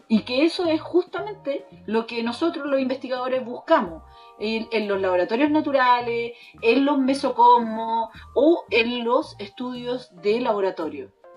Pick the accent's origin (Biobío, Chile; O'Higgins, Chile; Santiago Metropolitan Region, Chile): Biobío, Chile; Los Ángeles; yo soy de Los Ángeles